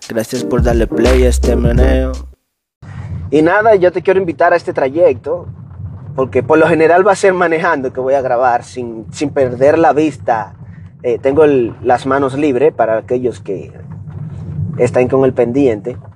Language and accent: Spanish; Dominican Republic; accent: Dominican; yo hablo dominicano lo más que puedo de de mantener mi acento, ahí lo mantengo.